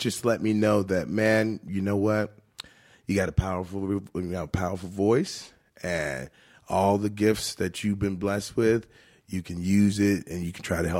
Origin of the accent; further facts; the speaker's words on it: Richmond, Virginia, United States; every year I do that in my hometown of Richmond, Virginia.